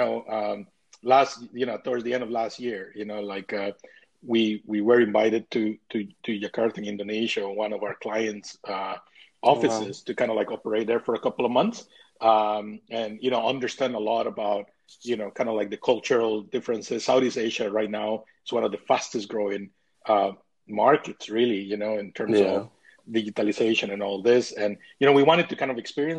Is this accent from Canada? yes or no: no; Costa Rica; now in North East England, United Kingdom; I'm originally from Costa Rica, now based in the northeast of England